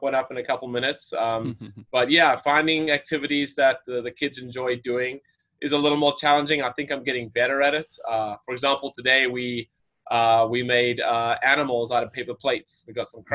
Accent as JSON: {"language": "English", "country": "South Africa", "tie": "born or raised there", "also_born_or_lived": "Florida / Arizona", "moved": "as an adult", "lives_now": "United States", "said": "I grew up in South Africa, was born there"}